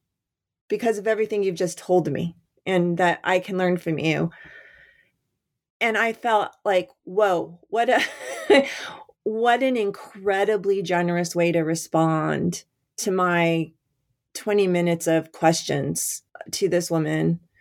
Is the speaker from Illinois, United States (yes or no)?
no; Albuquerque, New Mexico, United States; Yeah, so I grew up in Albuquerque, New Mexico, and my father was a salesman, wholesale sporting goods salesman.